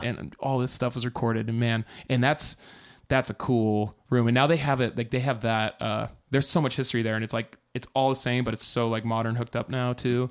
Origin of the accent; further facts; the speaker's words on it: Iowa, United States; I'm from Iowa